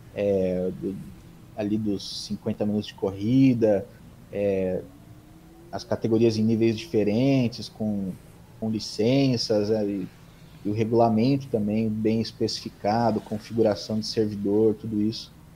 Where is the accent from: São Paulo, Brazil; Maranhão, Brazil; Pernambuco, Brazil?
São Paulo, Brazil; São Bernardo do Campo; Sou nascido em São Paulo, mas moro aqui em São Bernardo desde sempre.